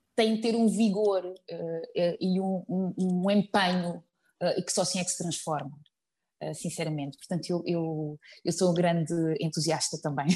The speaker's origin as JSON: {"language": "Portuguese", "town": "Azambuja", "region": "Lisbon", "country": "Portugal", "tie": "born or raised there", "said": "eu sou ribatejana, uh, eh, vim da Zambuja"}